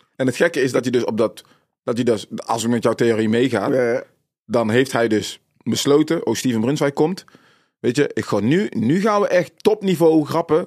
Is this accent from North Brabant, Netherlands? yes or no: yes; North Brabant, Netherlands; also born or lived in Suriname / Tilburg-Noord; woonachtig in Brabant, op, eh, eh, geboren in Suriname, gevlucht uit Suriname, vluchtelingenkamp gezeten, in Nederland aangekomen